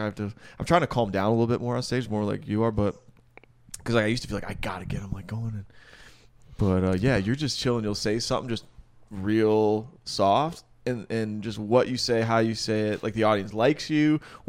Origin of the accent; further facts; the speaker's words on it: Michigan, United States; Michigan just legalized it. My home state.